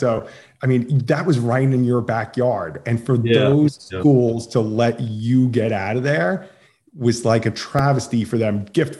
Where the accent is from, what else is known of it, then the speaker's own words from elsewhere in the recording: Long Island, New York, United States; I grew up on Long Island, a St. John's fan.